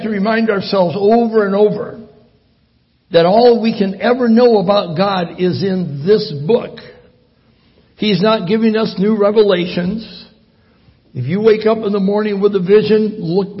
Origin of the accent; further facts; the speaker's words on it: Michigan, United States; moved away; also born or lived in Italy; I'm from Michigan